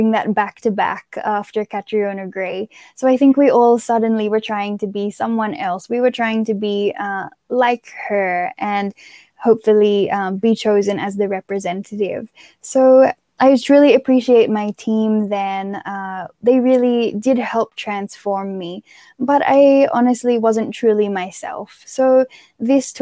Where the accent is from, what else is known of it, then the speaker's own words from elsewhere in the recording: Australia; moved away as an adult; now in Philippines; growing up in Australia